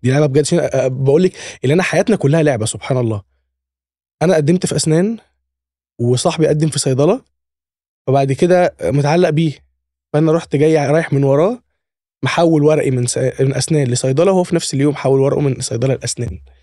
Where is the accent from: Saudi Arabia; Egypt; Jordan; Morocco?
Egypt; Alexandria, Alexandria Governorate; انا من اسكندريه محافظه في مصر يعني فكان جيشي برضو في اسكندريه